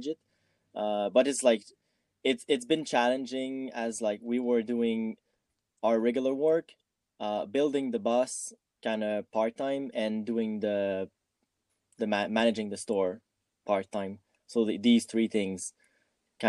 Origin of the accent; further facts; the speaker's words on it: Montreal, Quebec, Canada; moved away as an adult; I'm also working in movies as a VFX coordinator, and I'm from Montreal